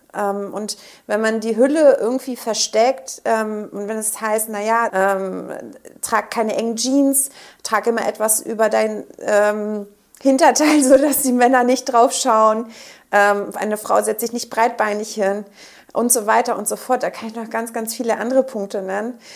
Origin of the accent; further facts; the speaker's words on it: Quickborn, Schleswig-Holstein, Germany; also born or lived in Schnelsen, Hamburg; now in Hamburg, Germany; ich komme aus äh, Quickborn